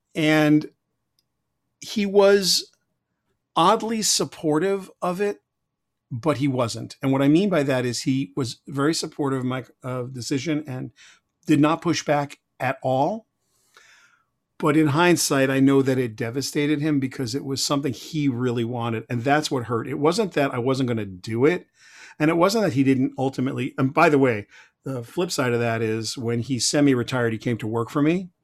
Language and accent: English; Huntington, New York, United States; also born or lived in Brooklyn, New York; I grew up in Huntington, Long Island, uh, kind of a blue collar neighborhood